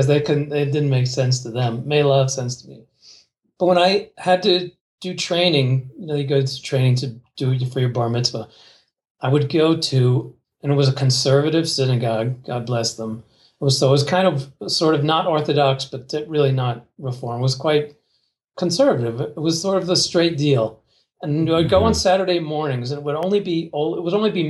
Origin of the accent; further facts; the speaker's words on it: New Jersey, United States; I was raised in New Jersey, near, very close to New York City